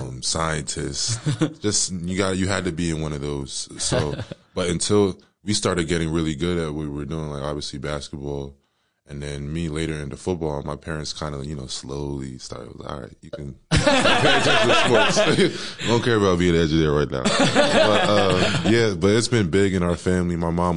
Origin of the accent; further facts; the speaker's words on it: Howell, New Jersey, United States; You know, it was definitely different. You know, I love Howell.